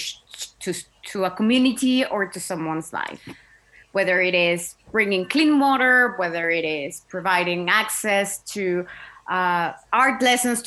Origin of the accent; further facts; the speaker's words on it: Mexico; moved away as an adult; also born or lived in Caucasus; I am from Mexico. I obviously, grew up seeing inequality everywhere I was